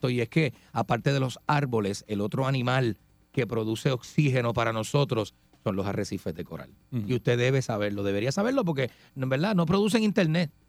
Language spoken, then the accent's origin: Spanish; Ponce, Puerto Rico; Yo soy de Ponce colinda con Peñuela